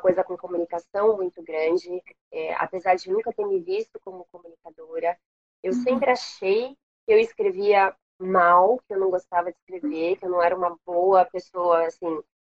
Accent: São Paulo, Brazil; moved away as an adult; also born or lived in Washington, D.C., United States; now in Rio de Janeiro, Brazil; Eu não sou daqui, eu sou de São Paulo

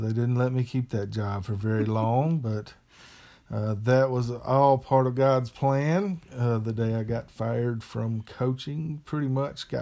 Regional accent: Pascagoula, Mississippi, United States; moved away as an adult; also born or lived in Arkansas / Kentucky; I grew up in Pascagoula, Mississippi, on the Mississippi Gulf Coast. Lived there all my life until I went off to college

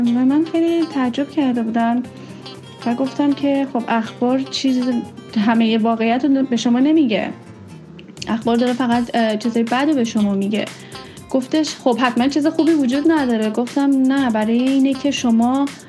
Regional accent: Iran; now in Australia; من ایرانی هستم

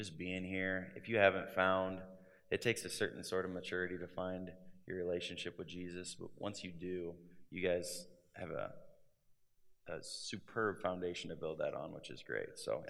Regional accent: Grundy Center, Iowa, United States; Yeah, I grew up in Grundy Center.

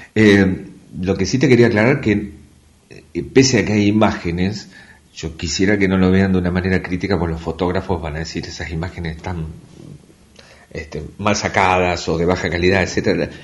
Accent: Tandil, Buenos Aires Province, Argentina; also born or lived in Mar del Plata; now in Comodoro Rivadavia, Argentina; Yo nací en Tandil, así que este siempre íbamos a veranear a, Mar del Plata y después estudié en Mar del Plata

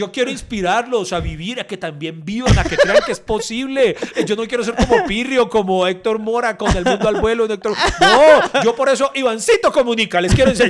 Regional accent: Bogotá, Colombia; bueno, soy muy rolo, muy vacaciones.

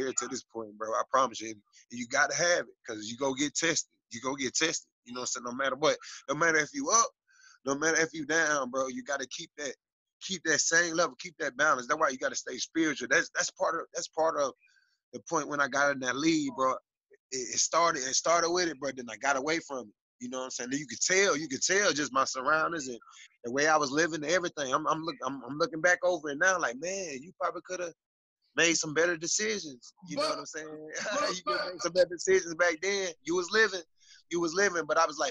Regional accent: Fort Wayne, Indiana, United States; moved away as an adult; also born or lived in Atlanta, Georgia; Going to Rod Woodson football camps as a kid in Fort Wayne, Indiana

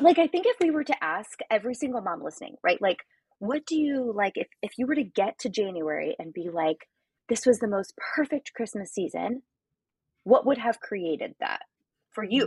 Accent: Illinois, United States; we're both from Illinois

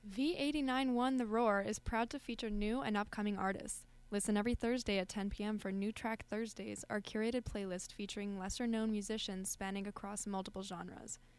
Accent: Colorado, United States; moved away; I'm from Colorado.

